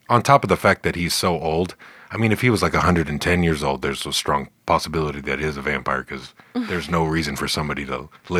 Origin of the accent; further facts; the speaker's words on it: California, United States; my home state, yeah. California